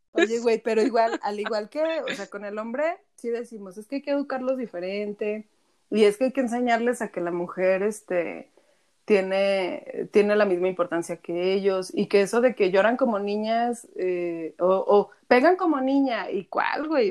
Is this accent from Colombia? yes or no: no; Aguascalientes, Mexico; now in Zacatecas, Mexico; yo soy de Aguascalientes, pero vivo en Zacatecas